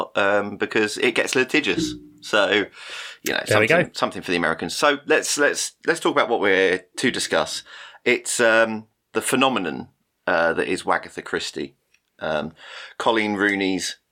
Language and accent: English; United Kingdom; we're the British two-thirds of this